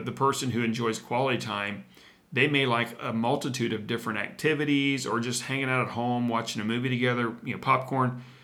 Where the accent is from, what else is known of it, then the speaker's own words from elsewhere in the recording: Midwest, United States; we're from the Midwest